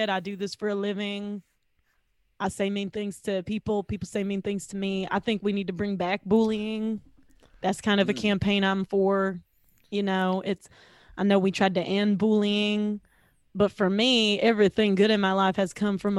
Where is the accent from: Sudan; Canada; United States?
United States; the South; Because I'm from the South, right?